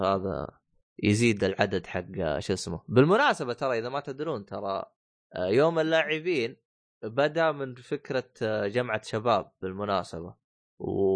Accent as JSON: {"language": "Arabic", "country": "Saudi Arabia"}